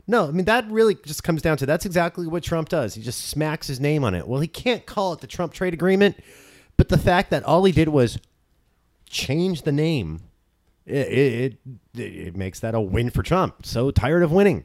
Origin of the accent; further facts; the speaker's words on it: Orange County, California, United States; grew up in Orange County